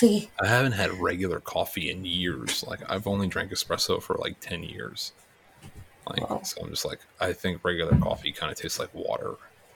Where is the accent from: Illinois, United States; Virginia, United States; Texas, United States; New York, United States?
New York, United States; New York City; I'm a Mets fan. I grew up in Flushing.